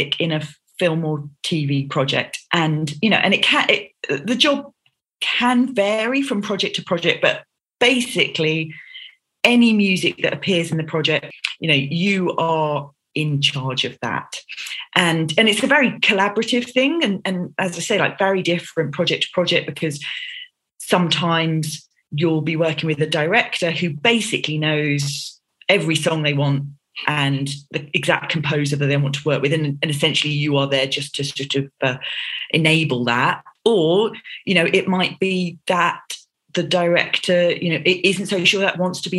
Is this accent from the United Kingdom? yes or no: yes; London, United Kingdom; I grew up in Southeast London and I have two sisters